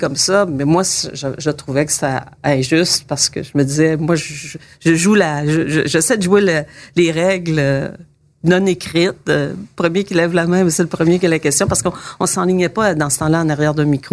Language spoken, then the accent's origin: French; Saint-Roch-des-Aulnaies, Quebec, Canada; Je suis né à Saint-Roch-des-Aunais